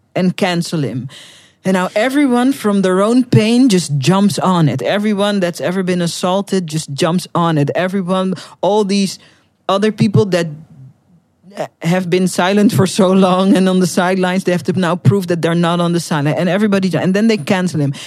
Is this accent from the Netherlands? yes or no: yes; Netherlands; first language Dutch; English is a second language; I'm from the Netherlands